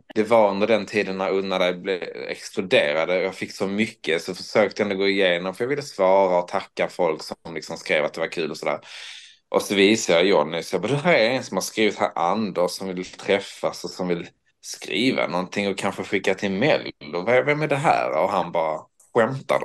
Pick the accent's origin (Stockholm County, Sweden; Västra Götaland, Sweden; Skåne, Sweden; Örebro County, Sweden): Skåne, Sweden; Höllviken; där jag kom ifrån Höllviken